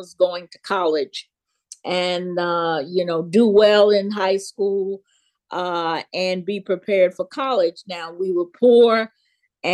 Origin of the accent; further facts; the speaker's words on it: Memphis, Tennessee, United States; I grew up in Memphis, Tennessee, and, born in 44.